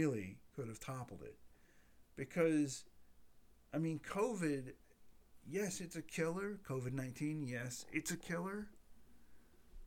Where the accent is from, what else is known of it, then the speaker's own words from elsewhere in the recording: United States; I'm an American